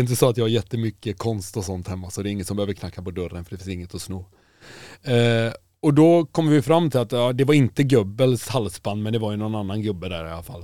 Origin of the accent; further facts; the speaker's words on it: Kungälv, Västra Götaland, Sweden; Jag är från Kungälv